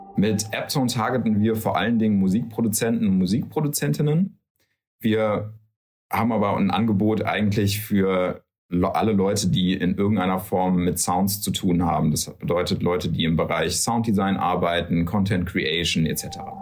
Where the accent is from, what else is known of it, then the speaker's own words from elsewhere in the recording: Darmstadt, Hesse, Germany; moved away as an adult; now in Cologne, Germany; kommen aber gebürtig eigentlich aus Hessen, aus Südhessen. Bastian aus äh, Wiesbaden, ich aus Darmstadt